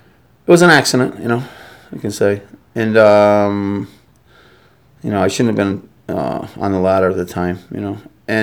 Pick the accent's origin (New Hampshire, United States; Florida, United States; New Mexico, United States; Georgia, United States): New Hampshire, United States; Brookline; now in Las Vegas, United States; I was born in Brooklyn, New Hampshire.